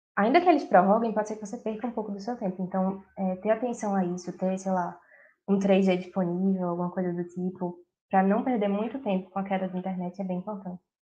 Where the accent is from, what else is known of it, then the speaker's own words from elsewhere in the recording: Recife, Pernambuco, Brazil; moved away as an adult; now in London, United Kingdom; sou de Recife, Pernambuco